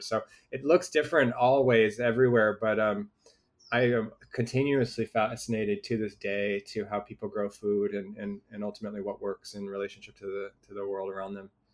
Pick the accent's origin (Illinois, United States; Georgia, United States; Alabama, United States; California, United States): California, United States; Newport Beach; I grew up in Orange County, um, really Newport Beach, Southern California